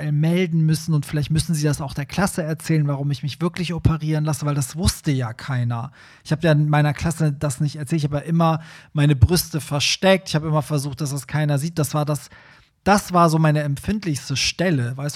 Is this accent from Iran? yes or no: yes; Iran; German is a second language; now in Germany; wo kommst du nochmal her? Und ich so, Iran, und so, ja, da, die Ecke ist ja alles dasselbe.